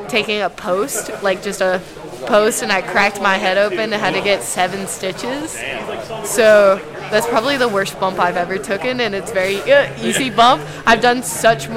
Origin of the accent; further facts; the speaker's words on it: Louisville, Kentucky, United States; also born or lived in New Albany, Indiana; I was born in New Albany, Indiana, but I actually was like raised in Kentucky and like born in Kentucky